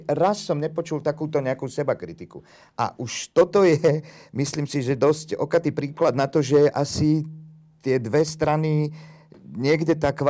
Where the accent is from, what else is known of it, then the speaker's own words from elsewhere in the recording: Slovakia; Ja sa cítim ako Slovák.